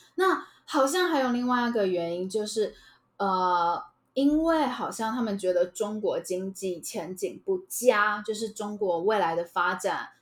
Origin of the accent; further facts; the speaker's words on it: Taiwan; 我们台湾人